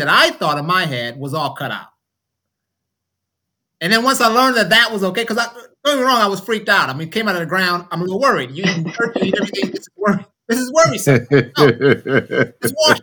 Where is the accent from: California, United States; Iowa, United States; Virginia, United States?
California, United States; Oakland; now in Georgia, United States; I'm from Oakland, so I had no relationship with land at all as far as growing